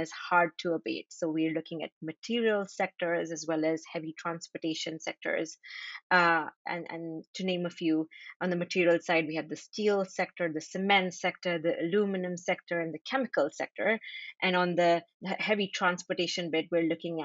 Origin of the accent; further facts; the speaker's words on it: Delhi, India; now in Jersey City, United States; I am originally from Delhi, India, but right now I'm living in Jersey City, New Jersey.